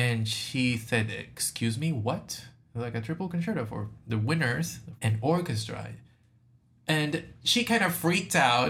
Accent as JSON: {"language": "English", "country": "Puerto Rico", "said": "I am from Puerto Rico, and I'm 28 years old."}